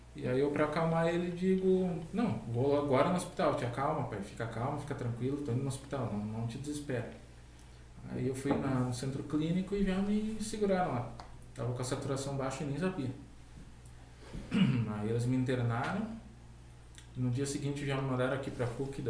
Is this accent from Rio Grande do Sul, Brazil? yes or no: yes; Canoas, Rio Grande do Sul, Brazil; also born or lived in Porto Alegre / Guaíba; foi em Canoas. Eu nasci em Porto Alegre, mas acho que morei alguns